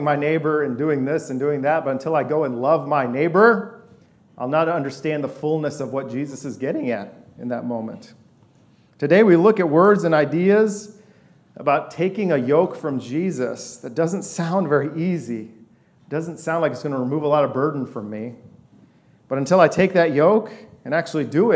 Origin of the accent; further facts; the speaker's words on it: West Lafayette, Indiana, United States; also born or lived in Boston / Detroit / Virginia Beach; I was born in a city of 8 million people. We moved to West Lafayette in an apartment when I was little.